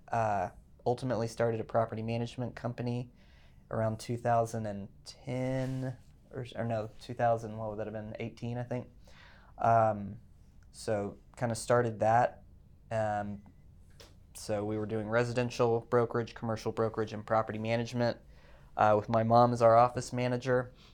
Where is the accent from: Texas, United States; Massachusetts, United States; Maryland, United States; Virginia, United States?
Texas, United States; Fort Worth; I grew up in Fort Worth, went to T C U